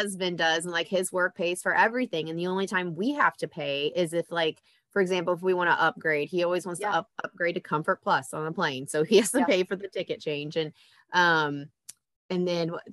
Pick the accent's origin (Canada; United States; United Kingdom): United States; Indiana; I'm from Indiana